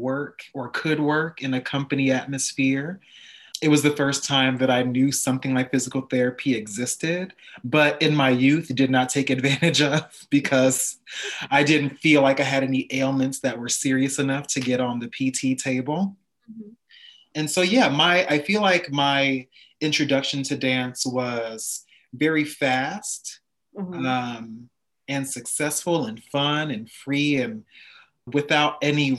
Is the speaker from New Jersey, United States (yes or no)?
yes; Montclair, New Jersey, United States; I grew up in Montclair, New Jersey